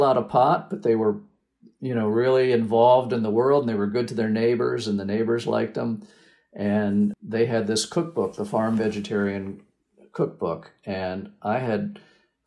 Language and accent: English; Washington, District of Columbia, United States; moved away as an adult; also born or lived in Ohio / Oregon; I grew up in the Washington, D.C. area on the East Coast of the U.S.